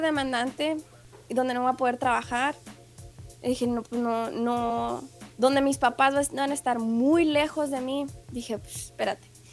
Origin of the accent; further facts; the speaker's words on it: Ciudad Juárez, Chihuahua, Mexico; moved away as an adult; also born or lived in El Paso, Texas / Utah; now in United States; es fronterizo de Ciudad Juárez